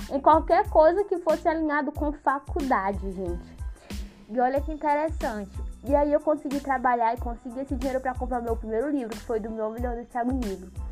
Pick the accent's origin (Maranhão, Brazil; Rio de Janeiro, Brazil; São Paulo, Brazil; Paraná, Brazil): Maranhão, Brazil; São Luís; E aí, como eu sou daqui de São Luís do Maranhão, né?